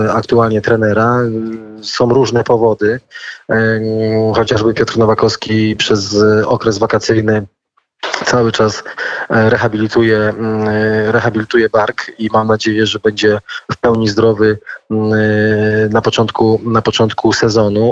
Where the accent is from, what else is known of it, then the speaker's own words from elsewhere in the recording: Nysa, Opole Voivodeship, Poland; jesteśmy y, krajanami, bo, bo pochodzimy razem z Nesy